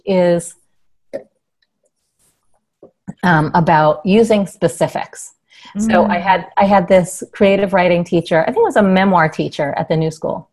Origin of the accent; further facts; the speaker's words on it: New York, United States; growing up in New York, being a dork in New York.